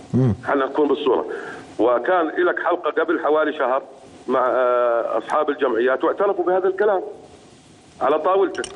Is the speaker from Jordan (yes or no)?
yes; Jordan; احنا بالنسبه كاردنيين